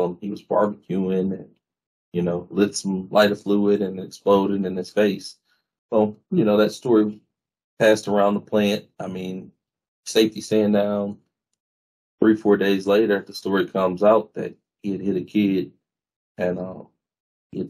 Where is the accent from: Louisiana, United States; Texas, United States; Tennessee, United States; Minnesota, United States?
Louisiana, United States; Gonzales; I am from Gonzales, Louisiana. I'm from there.